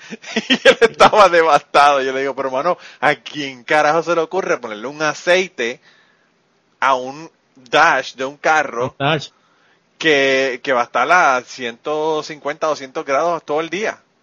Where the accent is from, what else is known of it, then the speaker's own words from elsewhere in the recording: Puerto Rico; para allá somos muchísimos muchísimo boricua